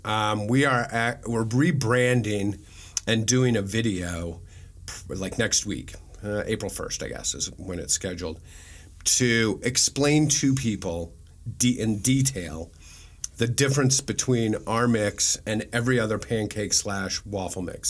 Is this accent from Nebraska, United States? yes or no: yes; Omaha, Nebraska, United States; moved away as an adult; also born or lived in Kansas City; I'm from Nebraska, I'm from Omaha